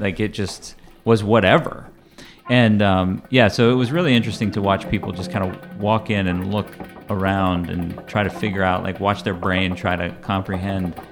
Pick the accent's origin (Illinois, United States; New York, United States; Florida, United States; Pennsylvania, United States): Pennsylvania, United States; Lancaster; my hometown scene in Lancaster, Pennsylvania.